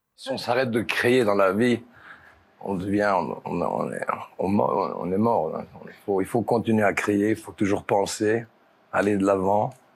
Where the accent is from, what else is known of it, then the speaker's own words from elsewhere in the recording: Belgium; je suis de la Belgique, je viens de la ferme